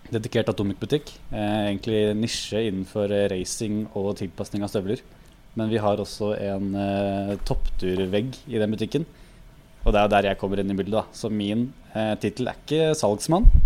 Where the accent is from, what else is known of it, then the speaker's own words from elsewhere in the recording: Krokstadelva, Buskerud, Norway; ja, altså nærme Krokstadelva. Jeg vokste opp